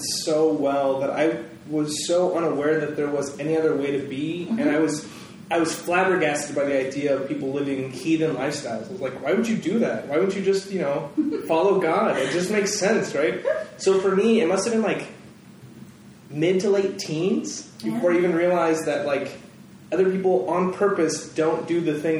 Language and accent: English; California, United States; I grew up here in Northern California the whole time. We moved around every two and a half years.